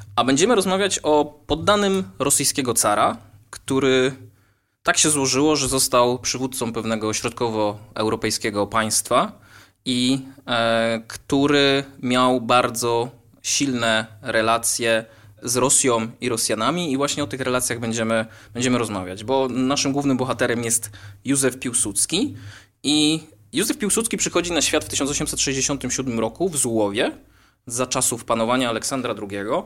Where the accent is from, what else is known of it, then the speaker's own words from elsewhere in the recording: Wolbrom, Lesser Poland, Poland; jestem z Wolbromia